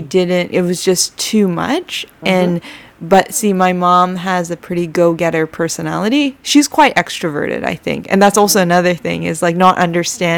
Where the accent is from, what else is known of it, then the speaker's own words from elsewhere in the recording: Canada; I'm originally Canadian